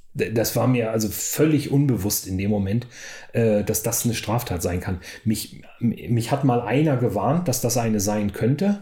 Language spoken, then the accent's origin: German; Weserbergland, Lower Saxony, Germany; moved away as an adult; also born or lived in Oklahoma, United States; da wo ich aufgewachsen bin, ich bin in meiner Jugend da viel äh, Fahrrad gefahren, kenne das Weser-Bergland relativ gut